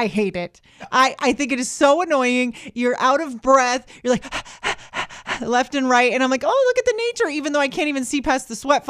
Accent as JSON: {"language": "English", "region": "Florida", "country": "United States", "said": "But it doesn't mean we don't get to be like, oh, I'm not from the panhandle. No, we just say we're from Florida. We own it, okay?"}